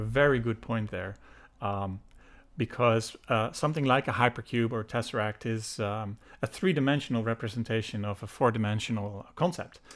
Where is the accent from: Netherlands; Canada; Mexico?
Netherlands; moved away as an adult; also born or lived in United Kingdom; now in Ireland; I was born and raised in the Netherlands, so I'm Dutch